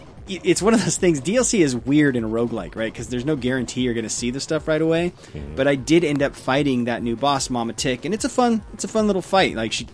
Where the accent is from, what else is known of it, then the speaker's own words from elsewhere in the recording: England, United Kingdom; So yeah, I'm English